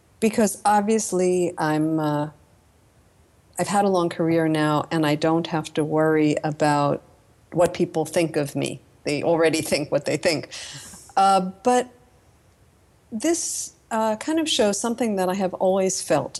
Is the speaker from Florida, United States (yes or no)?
no; Long Island, New York, United States; I grew up on Long Island in a suburban commuter community about 40 minutes from Manhattan